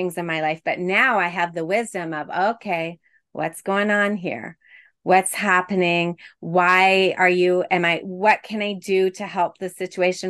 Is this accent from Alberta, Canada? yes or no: no; Quebec, Canada; now in Toronto, Canada; I'm from Quebec